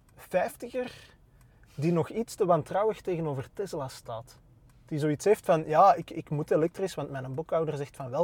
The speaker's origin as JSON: {"language": "Dutch", "town": "Antwerp", "region": "Flanders", "country": "Belgium", "tie": "born or raised there", "also_born_or_lived": "Borgerhout / Turnhout (mother)", "said": "ik, ben getogen in Berchem. Ah, Geboren in Borgerhout"}